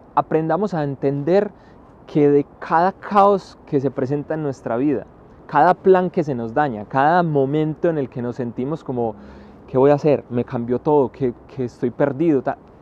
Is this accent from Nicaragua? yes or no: no; Paisa region, Antioquia, Colombia; moved away as an adult; also born or lived in China; un paisa que salió al extranjero y que lleva muchos años viviendo en él